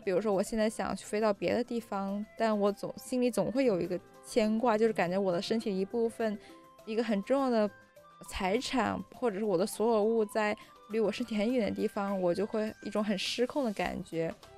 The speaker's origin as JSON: {"language": "Chinese", "town": "Shenzhen", "region": "Guangdong", "country": "China", "tie": "born or raised there", "moved": "yes", "said": "我深圳长大"}